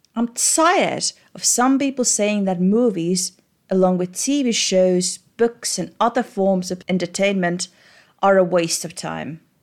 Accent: Estonia; Growing up in Estonia

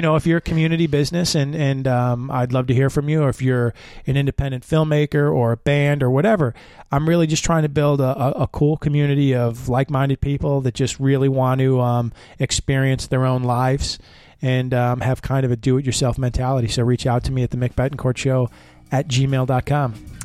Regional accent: Chicago, Illinois, United States; I'm from Chicago

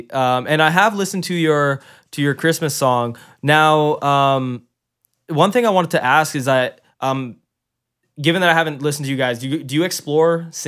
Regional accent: Kelowna, British Columbia, Canada; I grew up in Rutland

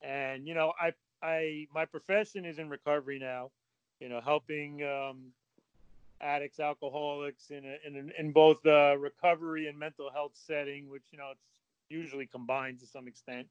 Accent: Northeast, United States; I grew up in the Northeast in an affluent community

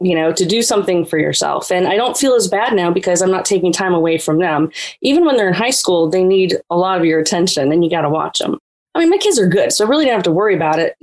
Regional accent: Pennsylvania, United States; now in the South, United States; I grew up in the North in Pennsylvania

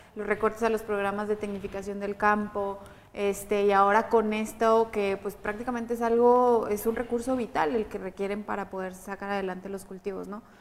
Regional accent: Chihuahua, Mexico; yo soy de Chihuahua y siempre he estado en Chihuahua

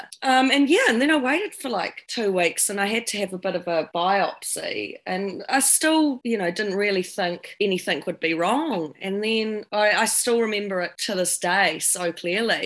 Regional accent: New Zealand; accent: down south voice; also born or lived in London; I come from New Zealand, as you can probably tell from my down south voice right now

